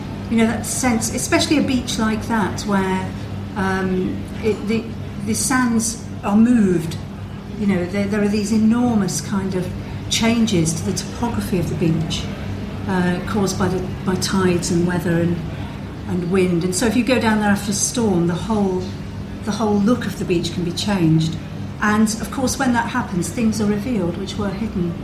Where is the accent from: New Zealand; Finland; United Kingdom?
United Kingdom; the Midlands, England; accent: Midlands; moved away; some people will perhaps have recognised from my accent that I come from the Midlands, so I come from a very landlocked place